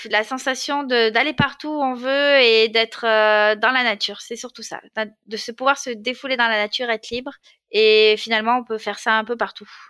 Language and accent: French; Marseille, Provence-Alpes-Côte d'Azur, France; alors, je suis née à Marseille, même si j'ai perdu l'accent un peu aujourd'hui, dans une famille modeste, avec, et j'ai deux frères, donc je suis au milieu. Euh, voilà, après, j'ai grandi euh, dans les bouches du Rhône.